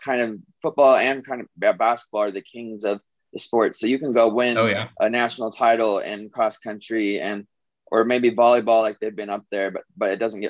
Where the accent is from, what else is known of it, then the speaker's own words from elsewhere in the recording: Logan, Utah, United States; also born or lived in Provo, Utah; I grew up with him in Cache Valley.